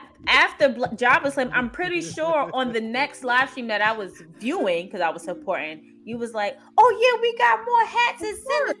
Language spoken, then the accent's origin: English; New York City, New York, United States; I'm from Brooklyn.